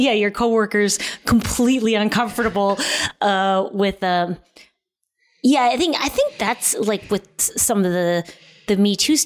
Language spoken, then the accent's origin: English; Midwest, United States; I was raised in the Midwest in the 80s or 70s and 80s